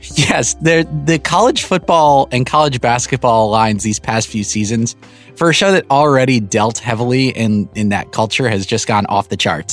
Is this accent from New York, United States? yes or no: yes; New York, United States; I'm from New York